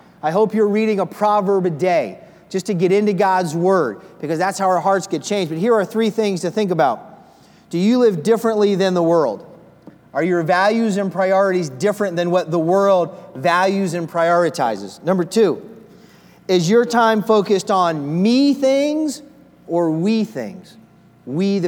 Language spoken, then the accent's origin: English; Philadelphia, Pennsylvania, United States; I'm from the Philadelphia area.